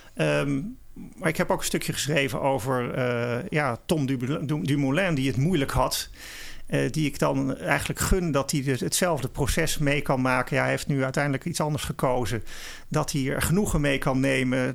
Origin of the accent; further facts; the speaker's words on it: Netherlands; wij als Nederlanders